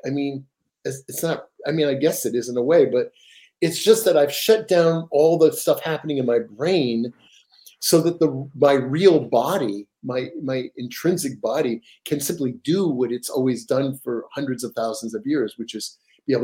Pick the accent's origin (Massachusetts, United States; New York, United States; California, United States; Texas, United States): New York, United States; now in Seattle, United States; I'm from New York, the Metropolitan Museum of Art